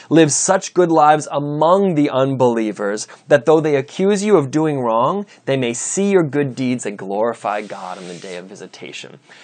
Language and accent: English; United States; I'm an American citizen